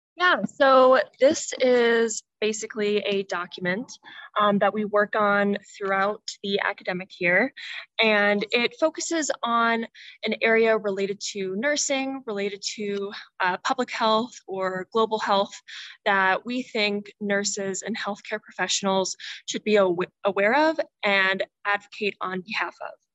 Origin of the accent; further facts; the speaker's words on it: Indianapolis, Indiana, United States; I'm from Indianapolis, Indiana